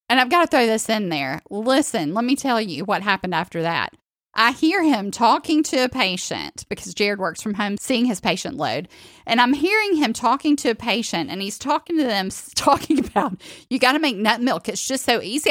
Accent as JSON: {"language": "English", "region": "the South", "country": "United States", "said": "I'm from the South"}